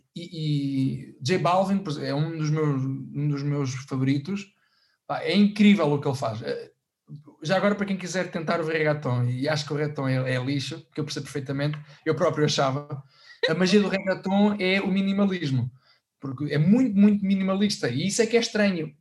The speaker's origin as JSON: {"language": "Portuguese", "country": "Portugal", "tie": "born or raised there", "said": "a Orquestra de Sopros da, da Banda Farmónica Ilhense que é da minha terra"}